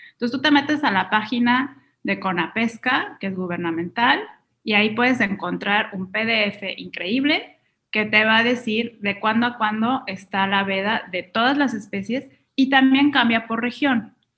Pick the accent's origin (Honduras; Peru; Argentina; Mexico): Mexico; también es una marca mexicana, entonces estoy beneficiando la economía local del país de donde vengo